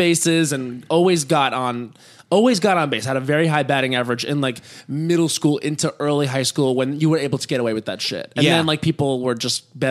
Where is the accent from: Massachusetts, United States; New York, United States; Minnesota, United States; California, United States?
New York, United States; Long Island; On Long Island. Uh-huh. Yeah, and so I grew up there